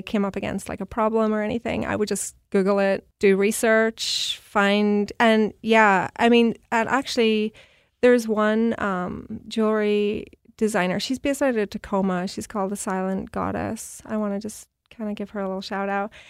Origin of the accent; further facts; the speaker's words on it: Belfast, Northern Ireland, United Kingdom; moved away as an adult; also born or lived in New York; now in Seattle, United States; I'm from Belfast, Northern Ireland